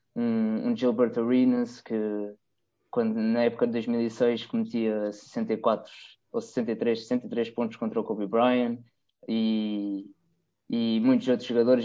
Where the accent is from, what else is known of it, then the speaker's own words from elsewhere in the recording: Terceira Island, Azores, Portugal; eu sou da, da Ilha Terceira, dos Açores, e nós cá temos uma base aérea americana